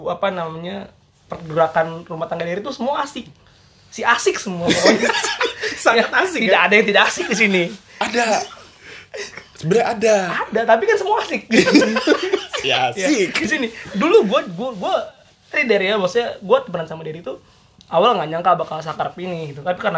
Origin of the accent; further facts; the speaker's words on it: Sumatra, Indonesia; Gue Batak dari Sumatera.